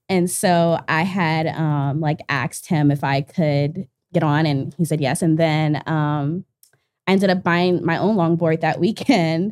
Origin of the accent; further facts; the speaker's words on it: Washington, District of Columbia, United States; moved away; I'm from Northeast D C